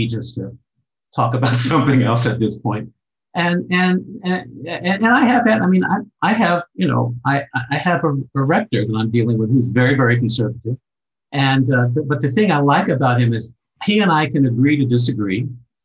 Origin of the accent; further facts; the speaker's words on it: Cincinnati, Ohio, United States; moved away as an adult; also born or lived in Germany; where I grew up in Cincinnati, we very early, when I was 3 years old, we moved to a predominantly Jewish neighborhood